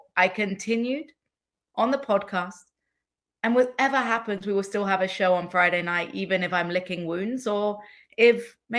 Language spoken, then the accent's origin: English; England, United Kingdom; now in United States; as an English woman in America